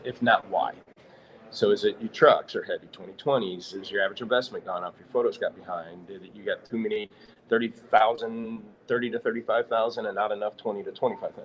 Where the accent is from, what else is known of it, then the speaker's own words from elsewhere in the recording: St. Louis, Missouri, United States; moved away as an adult; now in Olathe, United States; I grew up in St. Louis, so we moved to Olathe, Kansas, what, 16, 17 years ago